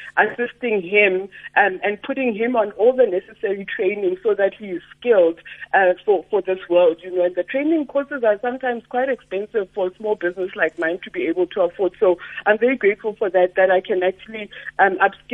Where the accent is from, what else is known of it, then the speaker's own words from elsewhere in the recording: Sebokeng, Gauteng, South Africa; I'm from Sebokeng, and when I'm at home, there's actually no fiber